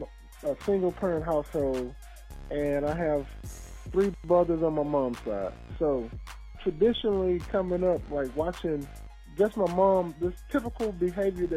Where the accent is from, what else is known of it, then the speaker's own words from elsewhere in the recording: Louisiana, United States; I'm from the South, Murroge, Louisiana.